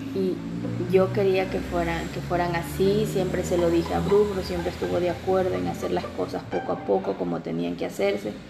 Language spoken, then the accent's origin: Spanish; Ecuador; aquí en mi país